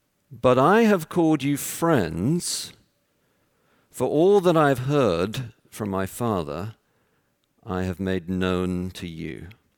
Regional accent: Texas, United States; born there; And as you can tell from my accent, I was born in Texas.

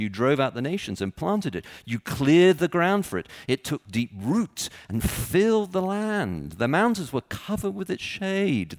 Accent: Texas, United States; now in Chicago, United States; I was born in Texas

